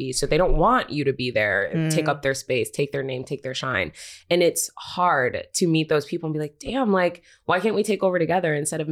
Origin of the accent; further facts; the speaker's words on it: Buffalo, New York, United States; now in New York City, United States; I was born here, but then I was raised in Buffalo, New York. I moved when I was like 5